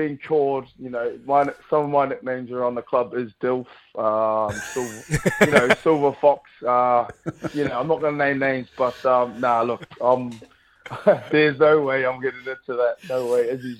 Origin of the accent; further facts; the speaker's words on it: Christchurch, Canterbury, New Zealand; moved away as an adult; now in Glasgow, United Kingdom; growing up in New Zealand, you know, you grow up, you want to play for the All Blacks.